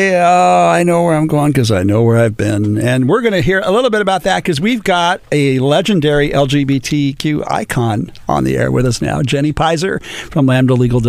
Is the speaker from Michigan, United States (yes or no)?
no; Orange County, California, United States; also born or lived in Laguna Beach, California; I'm Latino. I'm from Orange County. I live in Laguna.